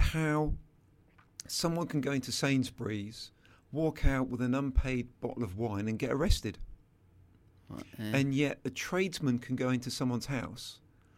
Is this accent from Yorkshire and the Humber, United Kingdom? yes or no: no; Selsey, South East England, United Kingdom; a tornado went through my hometown